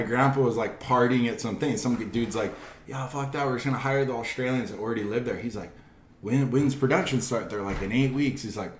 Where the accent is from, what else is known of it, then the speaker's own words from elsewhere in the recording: Kilauea, Hawaii, United States; also born or lived in Tahiti / Los Angeles; we're from Kilauea. Like, we kind of always took pride in being, like, from Kilauea, if that makes sense. Like, we're all from North Shore, but we're from Kilauea